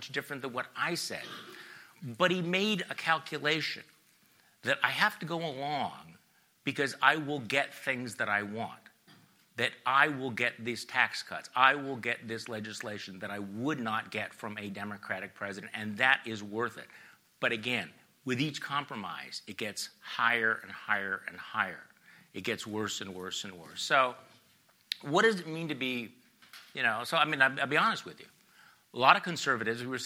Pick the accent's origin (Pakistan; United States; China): United States; Wisconsin; I'm from Wisconsin